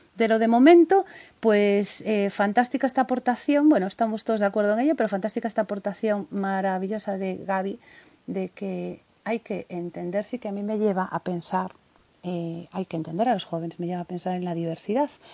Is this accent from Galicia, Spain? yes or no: yes; Galicia, Spain; Somos gallegos